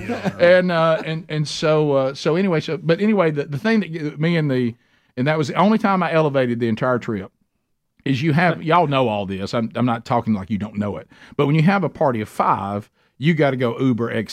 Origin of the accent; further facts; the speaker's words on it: Alabama, United States; We're from Alabama